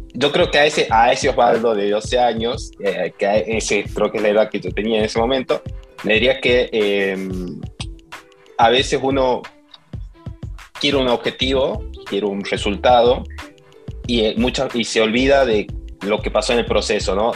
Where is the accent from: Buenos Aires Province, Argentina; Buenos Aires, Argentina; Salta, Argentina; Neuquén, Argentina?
Salta, Argentina; moved away as an adult; also born or lived in Bariloche; now in New York, United States; soy salteño, nací en Salta y crecí en Salta. Viví hasta ahí, hasta los 20 años